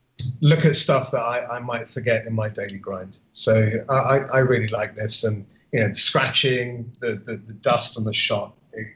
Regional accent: Austria; English is a second language; I'm from Austria, mate.

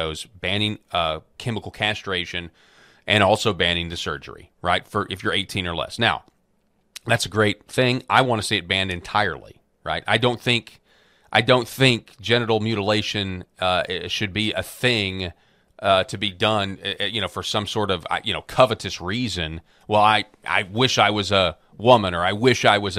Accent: Arkansas, United States; my home state of Arkansas

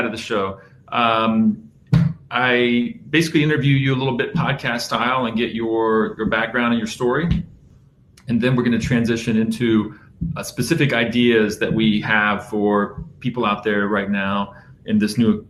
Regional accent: Safety Harbor, Florida, United States; I'm from Safety Harbor in the Tampa Bay area

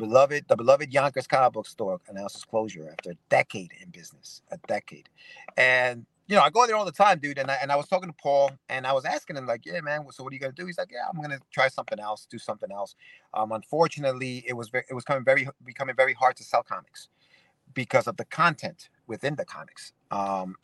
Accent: Ecuador; now in United States; I'm an immigrant from Ecuador

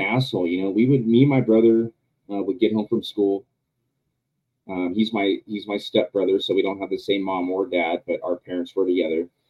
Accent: Southern California, United States; also born or lived in Yucaipa, California; Well, I'm from Southern California. I live an hour and a half away from San Diego.

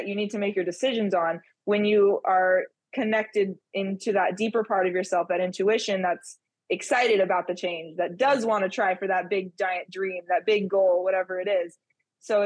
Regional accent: California, United States; moved away as an adult; I was born and raised in California. I moved around a couple different cities and locations in the state, but that's where I was from

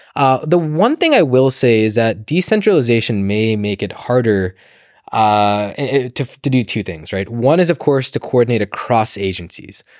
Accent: United States; moved away as an adult; now in London, United Kingdom; I grew up in the States. You can probably tell from my accent.

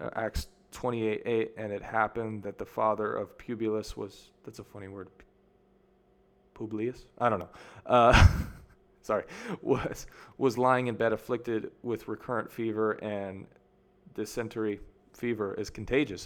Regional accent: United States; moved away as an adult; now in Mexico; I grew up in America

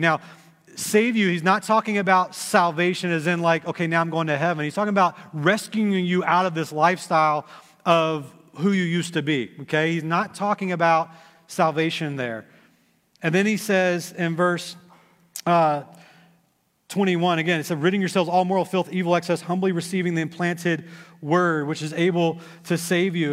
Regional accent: Texas, United States; now in Dayton, United States; I grew up in Texas

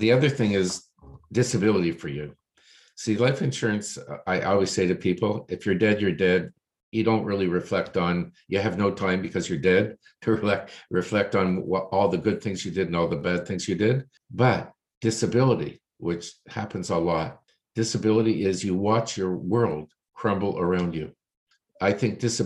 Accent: Toronto, Ontario, Canada; I was born here in Toronto, lived Toronto all my life.

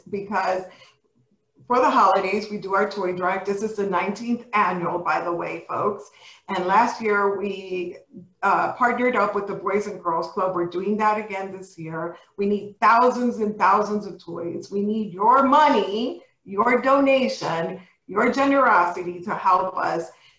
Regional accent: New York City, New York, United States; I was not born, but raised in the Bronx

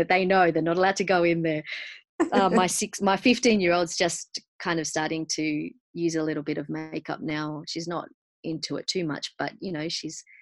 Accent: Argentina; growing up being South American, myself being Argentinian

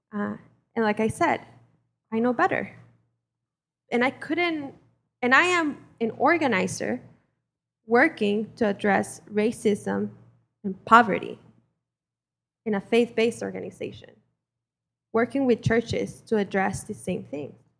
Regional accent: Mexico; now in United States; I was born and raised in Mexico

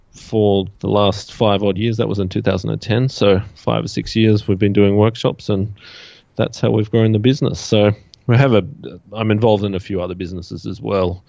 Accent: Australia; I'm from Australia

